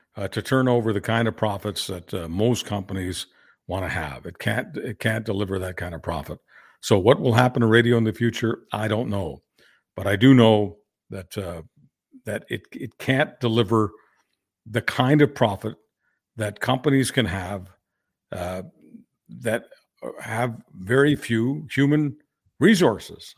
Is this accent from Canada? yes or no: yes; Canada; I'm just a Canadian